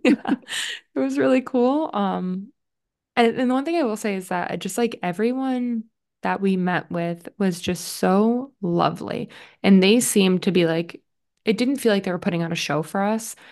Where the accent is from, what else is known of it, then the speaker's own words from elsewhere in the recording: Connecticut, United States; from Little Connecticut